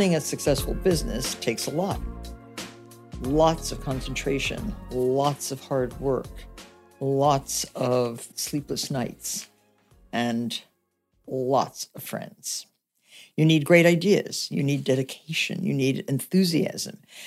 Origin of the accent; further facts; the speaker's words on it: Nutley, New Jersey, United States; I grew up in Nutley, New Jersey